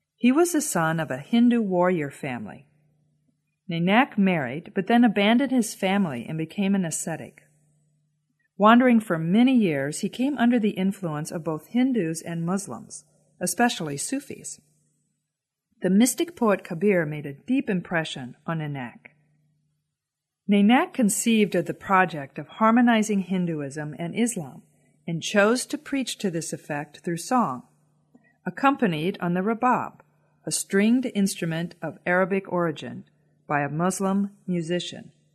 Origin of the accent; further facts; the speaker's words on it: United States; As an American woman